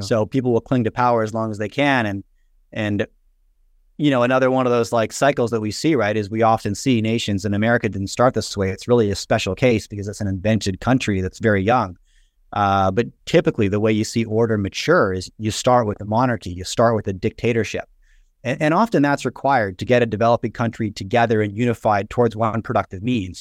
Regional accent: Canada; I grew up in the nineties in, in Canada

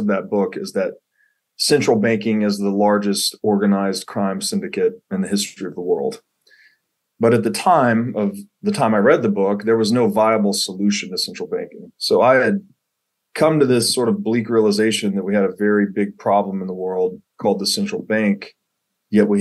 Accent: Tennessee, United States; I grew up in Tennessee, went to college in Tennessee

